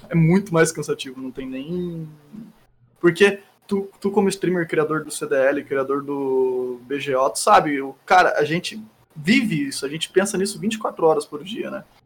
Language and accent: Portuguese; Barretos, São Paulo, Brazil; now in Gaspar, Brazil; Eu sou original de Barreto, São Paulo, e moro em Gaspar